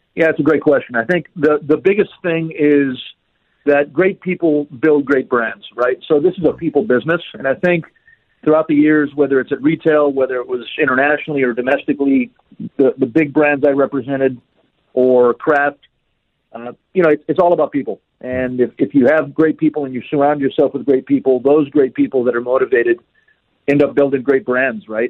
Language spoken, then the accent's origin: English; El Paso, Texas, United States; back in my hometown of El Paso, Texas